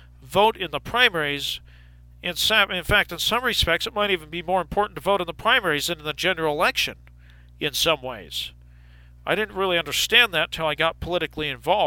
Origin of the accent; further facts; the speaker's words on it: United States; I'm an American